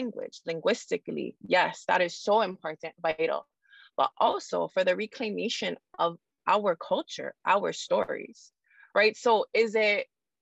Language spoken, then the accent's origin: English; Hawaii, United States; we're in the middle of the Pacific